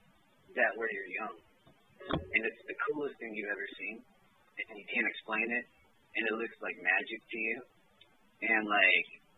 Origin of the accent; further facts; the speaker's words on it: Houston, Texas, United States; now in Beaumont, United States; I hail from Houston, but live in Beaumont